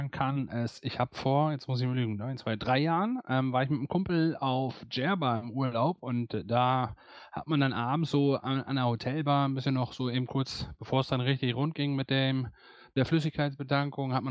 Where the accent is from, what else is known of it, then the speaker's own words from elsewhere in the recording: Cloppenburg, Lower Saxony, Germany; born there; also gebürtig äh, komme ich eigentlich aus Kloppenburg